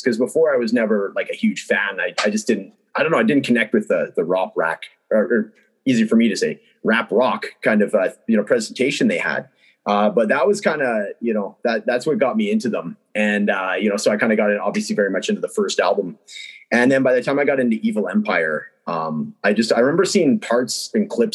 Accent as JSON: {"language": "English", "town": "Prince George", "region": "British Columbia", "country": "Canada", "said": "I'm from Prince George, BC"}